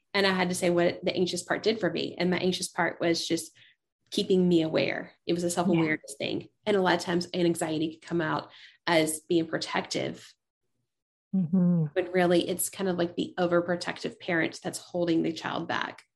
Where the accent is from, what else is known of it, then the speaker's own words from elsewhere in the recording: East Tennessee, United States; growing up in East Tennessee